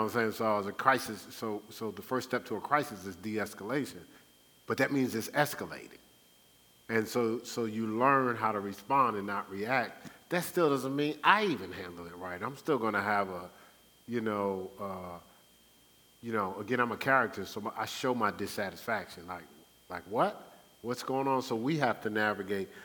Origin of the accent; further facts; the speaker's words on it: Newark, New Jersey, United States; my growing up in Newark